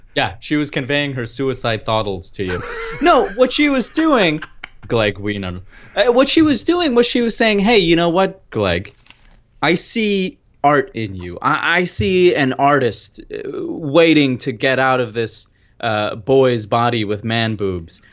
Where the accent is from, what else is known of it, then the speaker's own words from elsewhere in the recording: United States; also born or lived in Pakistan; I was from America